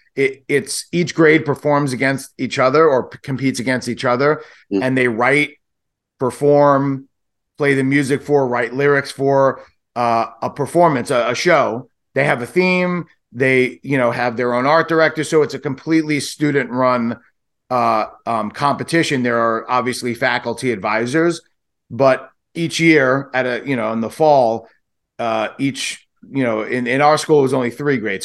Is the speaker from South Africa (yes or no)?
no; New York City, New York, United States; we're from Brooklyn